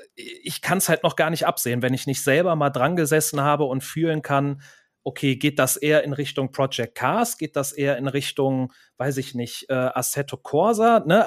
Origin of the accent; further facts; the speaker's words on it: Cologne, North Rhine-Westphalia, Germany; hier in meiner Heimatstadt Köln